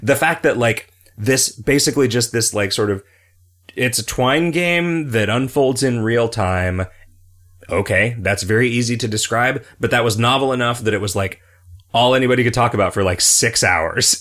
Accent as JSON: {"language": "English", "country": "United States", "said": "I am an American"}